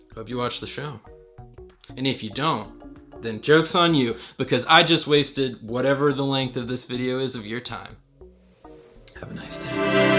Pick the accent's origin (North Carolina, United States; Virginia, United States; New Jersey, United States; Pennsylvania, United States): North Carolina, United States; Raleigh; I'm from Raleigh, North Carolina